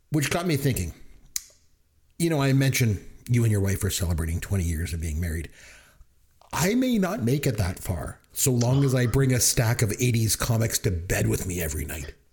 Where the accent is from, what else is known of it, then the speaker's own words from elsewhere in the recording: Canada; Just again, no, we're from